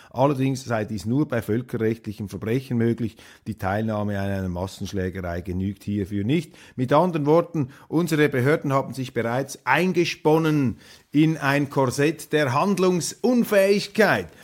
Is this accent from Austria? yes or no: no; Switzerland; wir sowieso als Schweizer ja ein versöhnliches Wesen haben